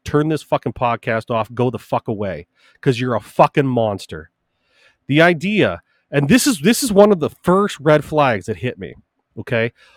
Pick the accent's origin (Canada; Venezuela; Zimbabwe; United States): United States; as both an American born and bred and a Christian